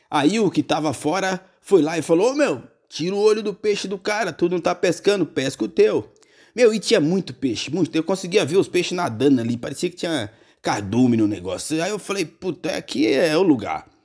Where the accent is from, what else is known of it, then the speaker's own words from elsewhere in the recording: Bahia, Brazil; quando eu viajei lá para minha Bahia, minha porreta, minha terrinha